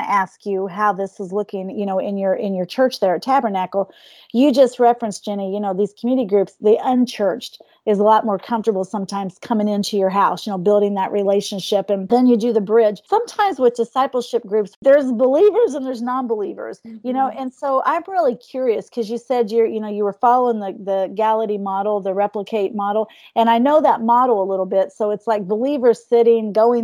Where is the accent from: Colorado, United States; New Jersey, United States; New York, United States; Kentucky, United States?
Kentucky, United States; Eastern; I was raised in Eastern Kentucky.